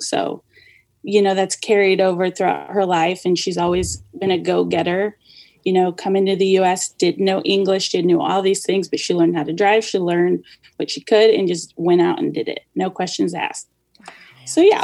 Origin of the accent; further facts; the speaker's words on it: United States; also born or lived in Los Angeles, California / Kansas City; born in the Los Angeles area and raised there till I was about eight or so. And then we moved to Kansas City